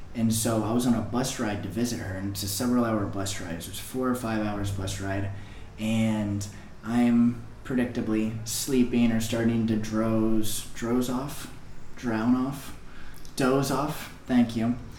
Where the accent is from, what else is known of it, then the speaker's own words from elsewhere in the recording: Texas, United States; moved away as an adult; now in Dominican Republic; a 17 and 18 year old boy growing up in Texas